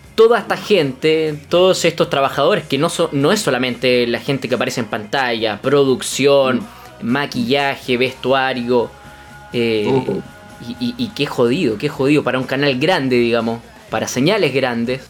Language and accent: Spanish; Concepción, Biobío, Chile; also born or lived in Magallanes; soy nacido acá en, Conce